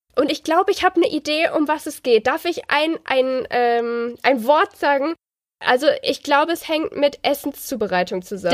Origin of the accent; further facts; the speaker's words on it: Baden-Württemberg, Germany; wie Gemeinschaftskunde hieß das bei uns in Baden-Württemberg